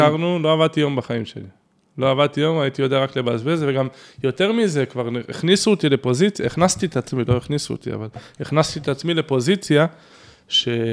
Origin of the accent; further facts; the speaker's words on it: Tel Aviv, Tel Aviv District, Israel; גדלתי ונולדתי בתל אביב